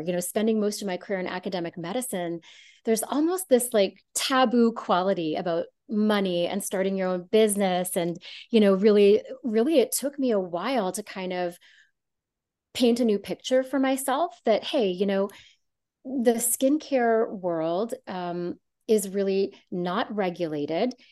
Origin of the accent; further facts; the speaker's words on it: Canada; moved away as an adult; also born or lived in San Francisco, California; growing up in Canada and doing most of my medical training in Canada